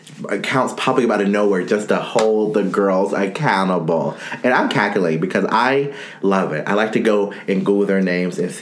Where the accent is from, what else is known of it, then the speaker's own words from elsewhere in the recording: United States; I'm such an American sometimes